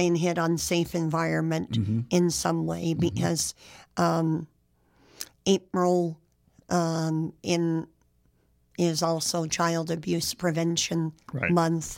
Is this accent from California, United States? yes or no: yes; San Jose, California, United States; I didn't grow up in a small town. I grew up in San Jose